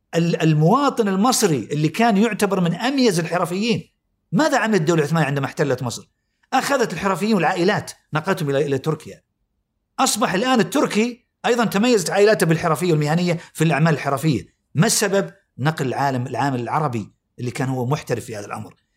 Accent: Saudi Arabia

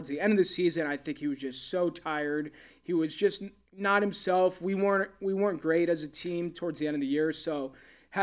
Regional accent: Valencia, California, United States; I grew up in Valencia at Valencia Country Club.

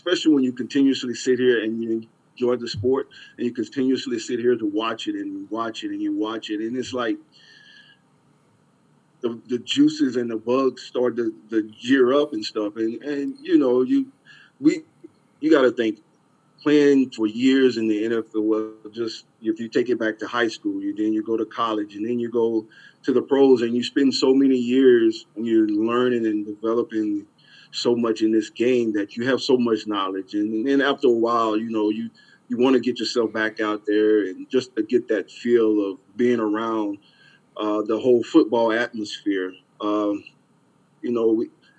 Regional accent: Louisiana, United States; now in South Florida, United States; I grew up in Louisiana

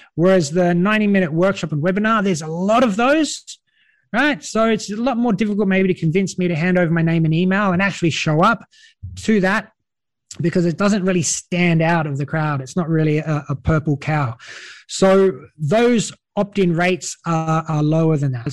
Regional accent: Australia; accent: Australian; now in Europe; you might notice by my accent, I'm an Australian, an Aussie from down under

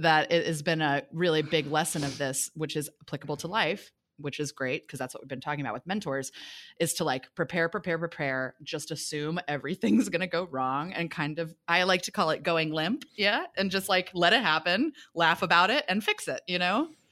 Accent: Kansas City, Missouri, United States; moved away; also born or lived in New York / Los Angeles; I'm from Kansas City, Missouri originally

